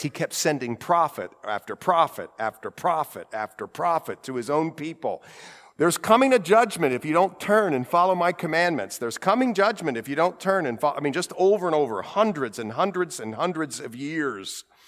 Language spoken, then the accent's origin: English; Ohio, United States; accent: Ohio; My Ohio accent